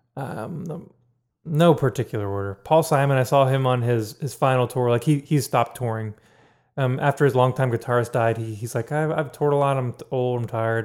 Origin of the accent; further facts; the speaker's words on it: Pittsburgh, Pennsylvania, United States; I'm from Pittsburgh